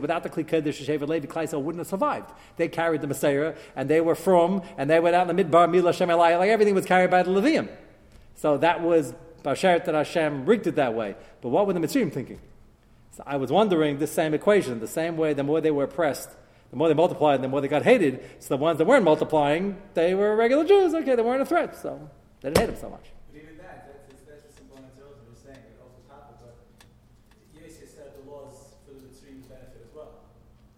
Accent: New York City, New York, United States; growing up in Brooklyn

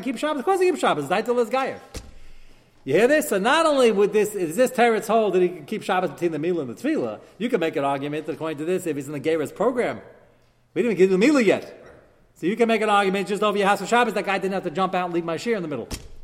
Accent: United States; I'm American

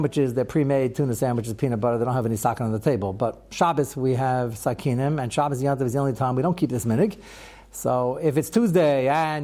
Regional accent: United States; as an American

